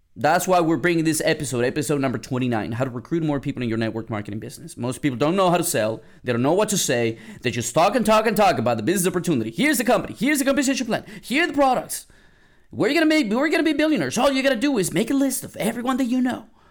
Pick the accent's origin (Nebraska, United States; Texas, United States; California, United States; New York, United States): Texas, United States; San Antonio; moved away; I'm from San Antonio, San Antonio, Texas. I went back home for Mother's Day